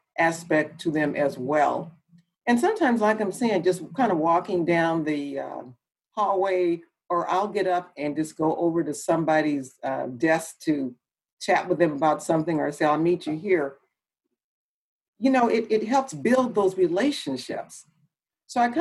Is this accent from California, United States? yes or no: yes; Los Angeles, California, United States; also born or lived in Oakland; I'm from Los Angeles, went to school there, and undergrad I went to Cal Poly Pomona.